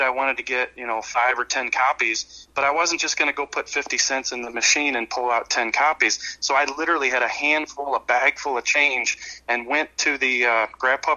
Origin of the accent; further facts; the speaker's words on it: St. Louis, Missouri, United States; I grew up in St. Louis